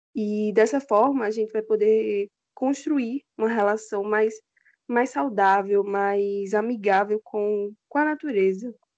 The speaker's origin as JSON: {"language": "Portuguese", "town": "Juazeiro", "region": "Bahia", "country": "Brazil", "moved": "as an adult", "lives_now": "João Pessoa, Brazil", "said": "eu sou de Juazeiro, na Bahia"}